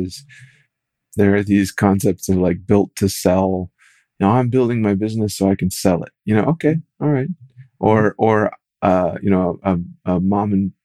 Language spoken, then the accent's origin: English; rural Minnesota, United States; in rural Minnesota where I was